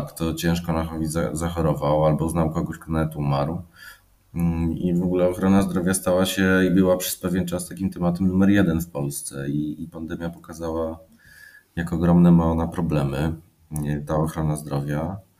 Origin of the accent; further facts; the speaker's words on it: Poland; ja jestem stąd